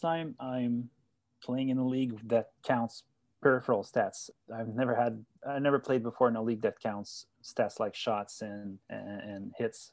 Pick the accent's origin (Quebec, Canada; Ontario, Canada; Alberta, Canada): Quebec, Canada; Gatineau; I'm from Gatineau, as you said. It's, uh, it's about ten minutes, I live about ten minutes from, uh, from downtown Ottawa